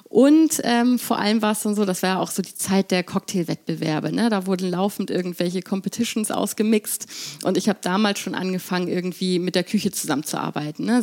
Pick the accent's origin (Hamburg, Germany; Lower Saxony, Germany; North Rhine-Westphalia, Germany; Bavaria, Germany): Hamburg, Germany; also born or lived in London, United Kingdom; als Hamburgerin